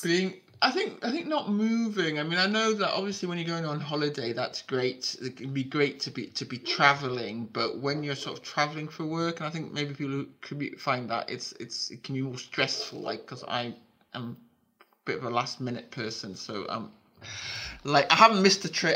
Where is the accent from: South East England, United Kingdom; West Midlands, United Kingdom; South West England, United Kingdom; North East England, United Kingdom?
North East England, United Kingdom; Newcastle upon Tyne; moved away as an adult; also born or lived in London; growing up in Newcastle